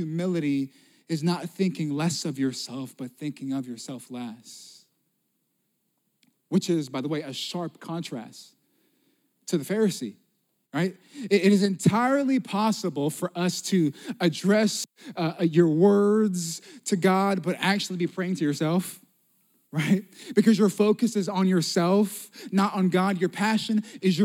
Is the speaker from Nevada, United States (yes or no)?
yes; Las Vegas, Nevada, United States; moved away; also born or lived in Pensacola, Florida; I'm from Las Vegas, originally